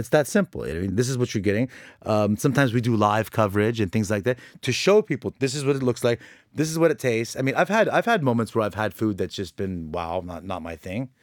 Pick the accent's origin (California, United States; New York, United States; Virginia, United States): California, United States; Orange County; born or raised there; now in Lebanon